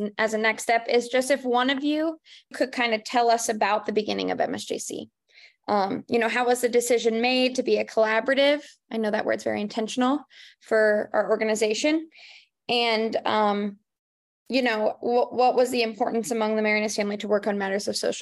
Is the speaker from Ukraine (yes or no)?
no; Dayton, Ohio, United States; also born or lived in Cincinnati, Ohio; I grew up in Dayton